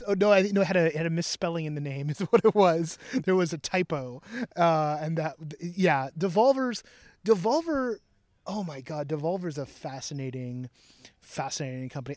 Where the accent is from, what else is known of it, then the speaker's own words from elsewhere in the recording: Bay Area, California, United States; I'm from the Bay Area